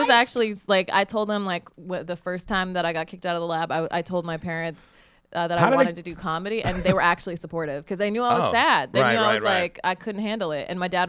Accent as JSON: {"language": "English", "region": "Utah", "country": "United States", "tie": "born or raised there", "also_born_or_lived": "Texas", "moved": "yes", "lives_now": "Los Angeles, United States", "said": "my parents live in Utah. I was born in Texas, grew up in Utah."}